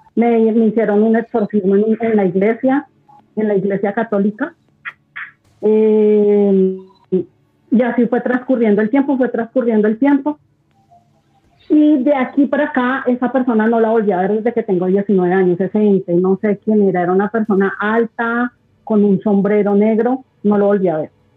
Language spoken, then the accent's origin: Spanish; Bogotá, Colombia; yo soy de Bogotá, de Colombia